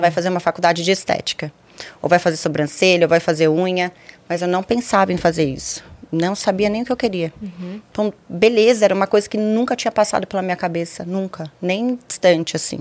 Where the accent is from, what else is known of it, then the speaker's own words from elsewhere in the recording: Osasco, São Paulo, Brazil; also born or lived in São José do Rio Preto; Eu nasci em São Paulo, cresci em Osasco.